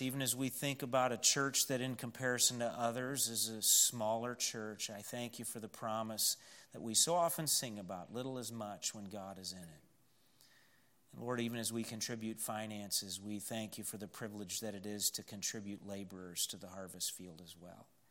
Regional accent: Wayland, United States; moved away; when we were kids growing up in Wayland

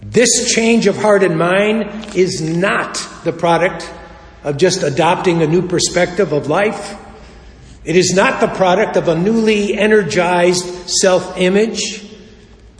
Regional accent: Chicago, Illinois, United States; We were raised in Chicago.

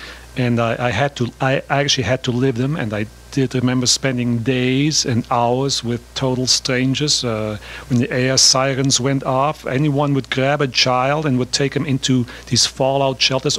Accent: Austria; I grew up in Austria in the from 1942 on

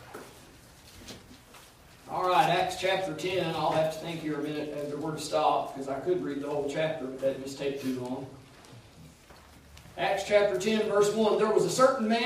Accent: United States; I'm an American.

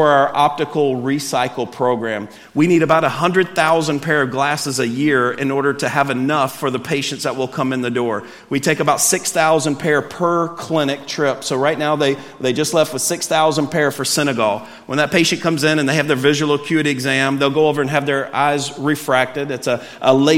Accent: Alabama, United States; I'm from Alabama

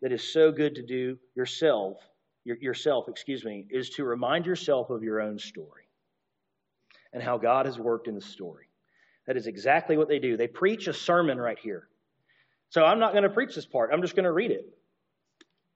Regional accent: Alabama, United States; I grew up in Alabama

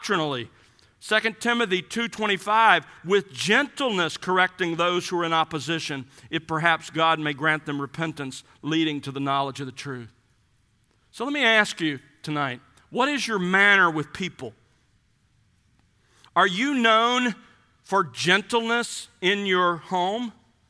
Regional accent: South Alabama, United States; When I was growing up in South Alabama, our family had boxer bulldogs

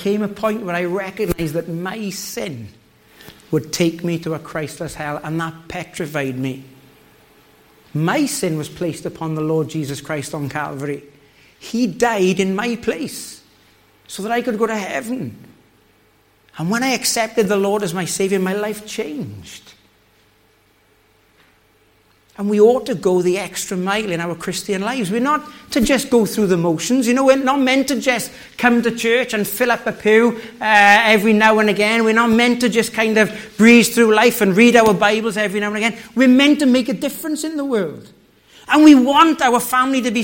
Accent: the Valleys, Wales, United Kingdom; moved away; I come from the valleys in Wales

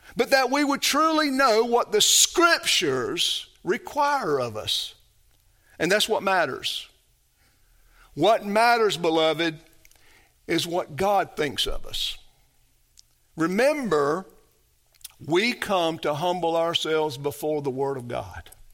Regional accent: the South, United States; growing up in the South, you mingle with Christians

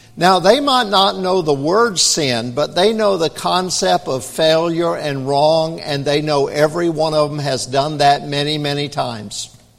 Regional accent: United States; We're from America

